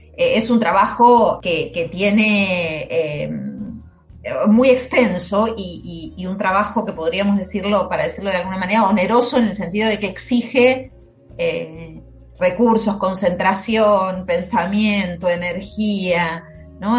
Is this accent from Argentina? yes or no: yes; Argentina; nací en Argentina, vivo en Argentina